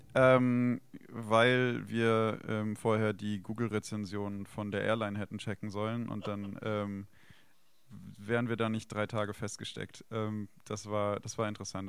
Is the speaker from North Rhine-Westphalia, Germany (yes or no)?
no; Weinstraße, Rhineland-Palatinate, Germany; moved away; ich bin äh, an der Weinstraße in Rheinland-Pfalz, also aufgewachsen und geboren.